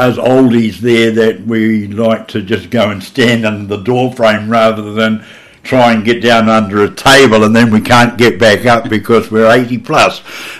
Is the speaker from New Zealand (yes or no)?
yes; Hastings, Hawke's Bay, New Zealand; I was born in Hastings back in the 40s and, of course, brought up with a large family